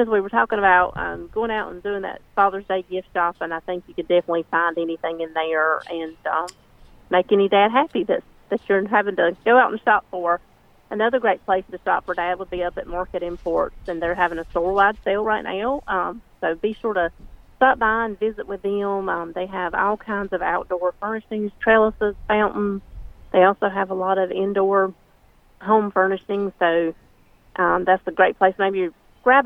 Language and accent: English; Benson, North Carolina, United States; born or raised there